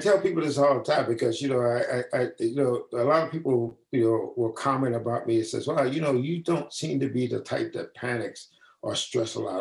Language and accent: English; St. Louis, Missouri, United States; moved away as an adult; I was from the Midwest, St. Louis